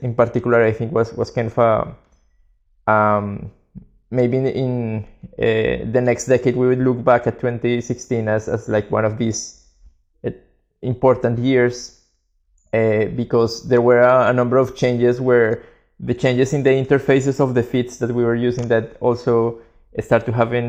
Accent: Colombia; moved away as an adult; now in Barcelona, Spain; we're both from Colombia, and we moved to Barcelona in 2009

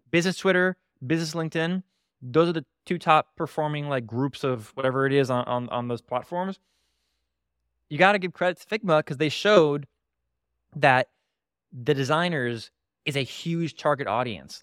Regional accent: Broward County, Florida, United States; in my hometown, the, the, the county of my hometown, Broward County

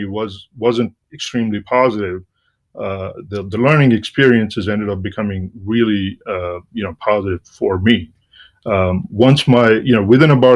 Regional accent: India; moved away as an adult; also born or lived in Washington, D.C., United States; now in Boston, United States; I'm originally from India, and I came to the United States in the late 80s to get an MBA

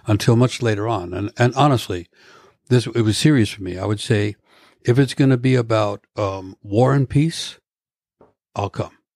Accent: New York, United States; moved away as an adult; now in Vashon Island, United States; I come from New York, Manhattan, from urban streets

